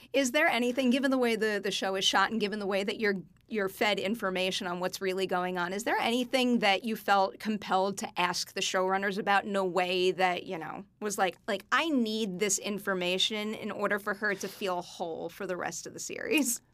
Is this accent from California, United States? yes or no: no; New York, United States; I'm a New Yorker